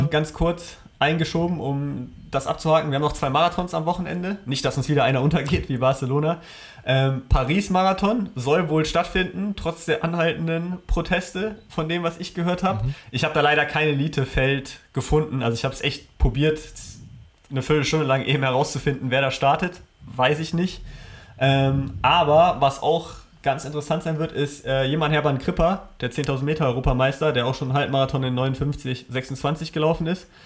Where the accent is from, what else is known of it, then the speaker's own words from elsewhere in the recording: Berlin, Germany; es ist Berlin, ähm, so meine Heimatstadt